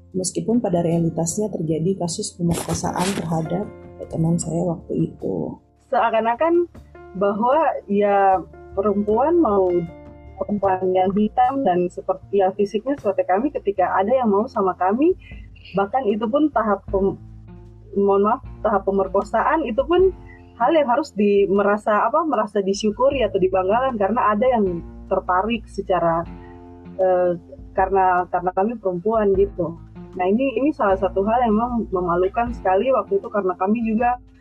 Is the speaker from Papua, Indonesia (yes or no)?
yes; Papua, Indonesia; moved away; also born or lived in Yogyakarta; fisik saya Papua